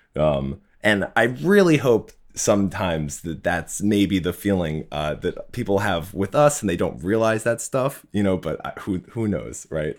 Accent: Hockessin, Delaware, United States; now in New York City, United States; I grew up in Hokessen, which is right outside of, uh, Wilmington.

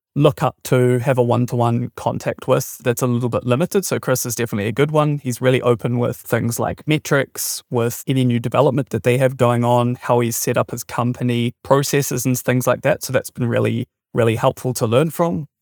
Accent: New Zealand; moved away as an adult; also born or lived in Germany; I'm originally from New Zealand and have just recently moved back here from Germany.

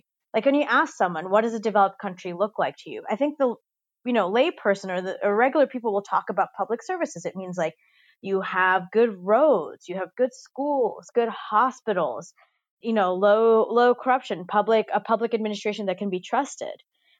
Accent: Dubai, United Arab Emirates; I grew up in Dubai in the United Arab Emirates, which is a country that was founded in 1971.

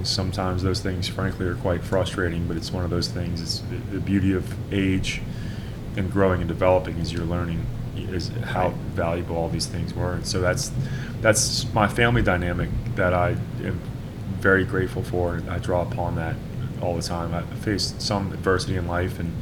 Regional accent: Louisiana, United States; I grew up at home in Louisiana amongst a great community

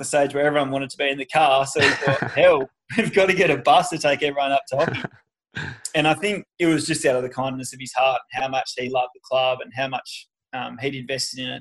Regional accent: Margaret River, Western Australia, Australia; moved away; I grew up down in Margaret River

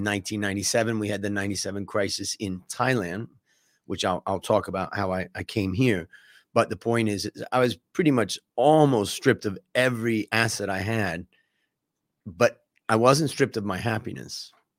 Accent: Cleveland, Ohio, United States; But I grew up in Cleveland, Ohio, and kind of, let's say, a Midwestern life.

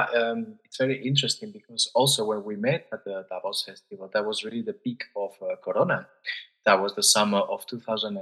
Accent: Spain; moved away as an adult; now in Zurich, Switzerland; I'm a musician from Spain based in Zurich since the past 6 years

